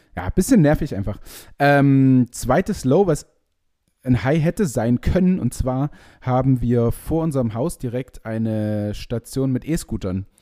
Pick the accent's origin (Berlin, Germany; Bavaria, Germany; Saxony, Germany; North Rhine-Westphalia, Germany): Saxony, Germany; Leipzig; bei uns in Leipzig